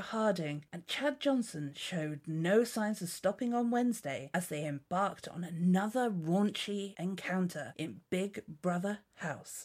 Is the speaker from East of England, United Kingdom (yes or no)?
no; Dorset, South West England, United Kingdom; I'm from Dorset. I'm very, very pleased to say that I haven't got the Dorset accent